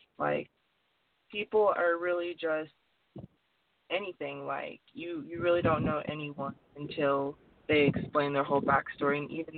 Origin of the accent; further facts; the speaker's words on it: Detroit, Michigan, United States; born there; also born or lived in North Carolina / West Virginia; now in Tennessee, United States; Well, I was originally born in Detroit, Michigan, but I moved from Detroit to Tennessee, and then I went to North Carolina, West Virginia, and now I'm back in Tennessee. I've moved a lot